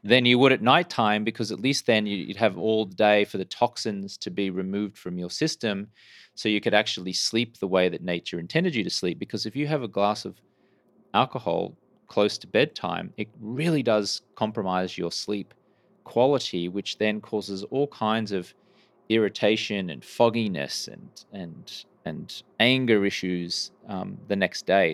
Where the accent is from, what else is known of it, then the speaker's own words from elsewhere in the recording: Brisbane, Queensland, Australia; moved away as an adult; now in United States; I grew up in Brisbane, Australia, and I moved to the U S, uh, in the early two thousands